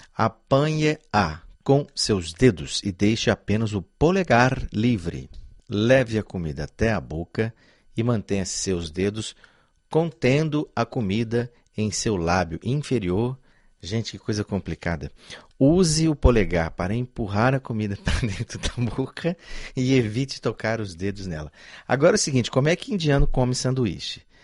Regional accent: Goiás, Brazil; Eu sou goiano e conheço açafrão desde criança

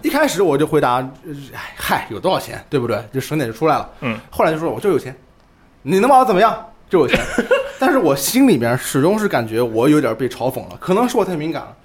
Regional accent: Ma'anshan, Anhui, China; 我家乡马鞍山市

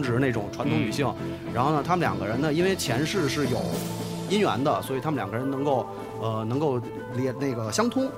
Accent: Beijing, China; 我小时候的夏天北京没有这么大的雾霾

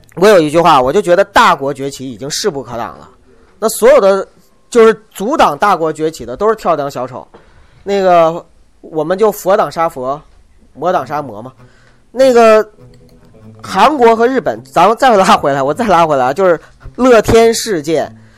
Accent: China; 我是中国人， 我在中国生活

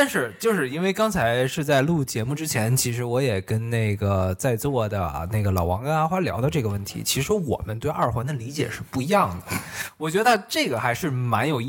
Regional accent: Beijing, China; moved away as an adult; now in Toronto, Canada; 因为我是北京人嘛

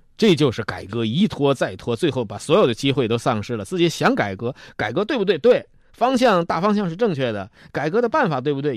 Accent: China; 我们中国人的文化里头

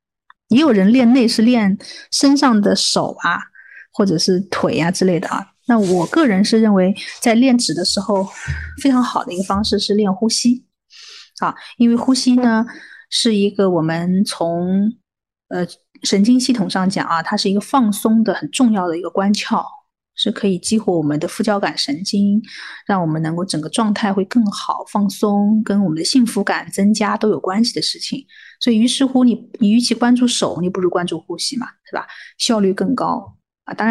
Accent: China; 我们中国人讲眼观鼻，对不对？

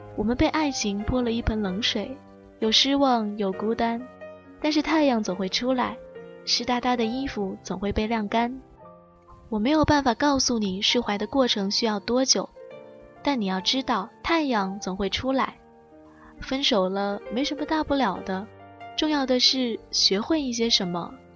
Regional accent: Guangzhou, Guangdong, China; accent: southern; 我从小在广州长大

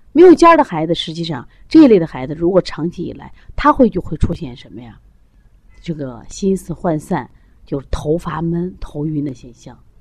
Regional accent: China; 我们中国人

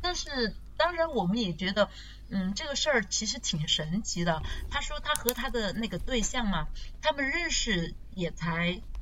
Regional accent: China; 我们中国人

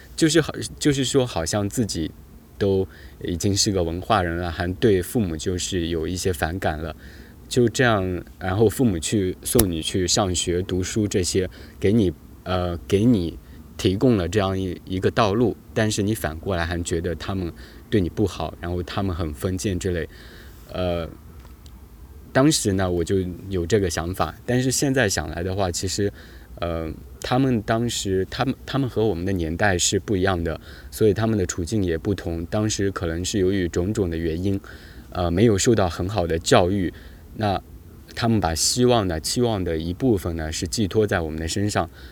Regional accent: China; 这也是我们中国人的一个基本的思维吧

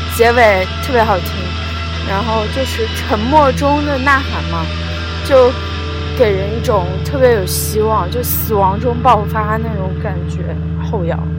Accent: Luoyang, Henan, China; 我是来自美丽的兰花城和南洛阳

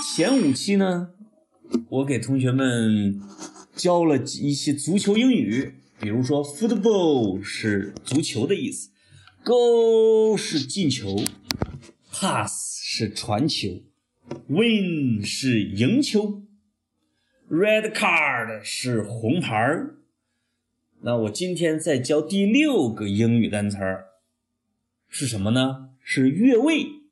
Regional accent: China; 我们中国人

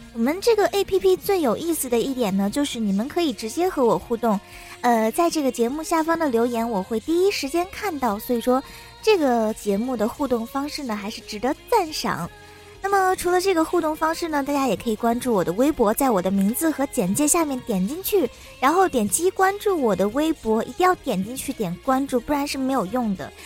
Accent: China; 身为中国人

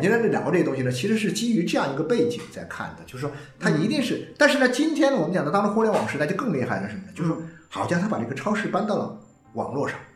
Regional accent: China; 我们中国人的这种以前过惯了苦日子哦

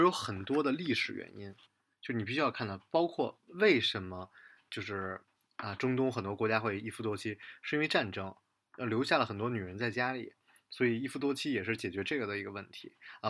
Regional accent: Beijing, China; moved away; 北京，呃，我老家

